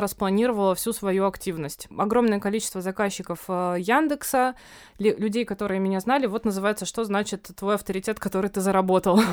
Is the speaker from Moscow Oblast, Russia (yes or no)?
no; Novosibirsk, Novosibirsk Oblast, Russia; moved away as an adult; now in Moscow, Russia; я родом из Новосибирска, и тогда к тому времени я чуть больше года жила в Москве.